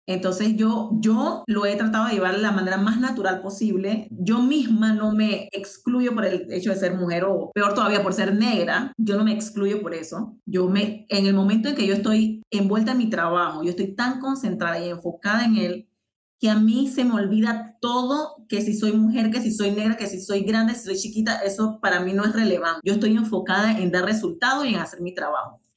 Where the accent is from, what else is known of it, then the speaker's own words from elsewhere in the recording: Colón, Panama; also born or lived in Panama City, Panama / Chiriquí, Panama; yo soy de Colón